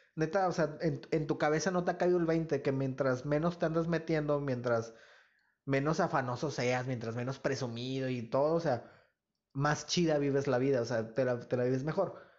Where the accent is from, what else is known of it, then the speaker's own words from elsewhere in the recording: Nuevo Laredo, Tamaulipas, Mexico; moved away as an adult; yo no vivo en Nuevo Laredo, pero pues yo nunca pues como, bueno, nunca he negado mi, pues de, dónde vengo, ¿no? ¿Dónde nací?